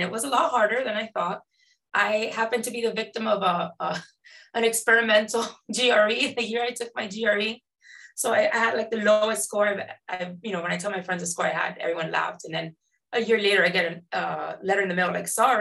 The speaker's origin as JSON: {"language": "English", "town": "Miami", "region": "Florida", "country": "United States", "tie": "born or raised there", "said": "growing up in Florida"}